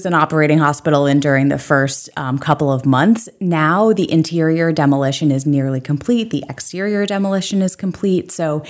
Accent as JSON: {"language": "English", "town": "Belgrade Lakes", "region": "Maine", "country": "United States", "tie": "born or raised there", "also_born_or_lived": "upstate New York", "lives_now": "Portland, United States", "said": "Yes, I'm originally from Belgrade Lakes."}